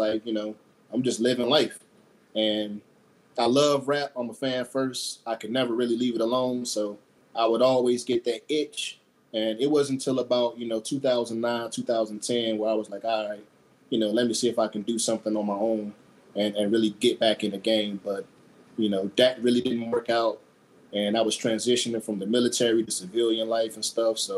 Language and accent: English; near Seymour Johnson, North Carolina, United States; I got stationed to Seymour Johnson, which is like 25 minutes outside of my hometown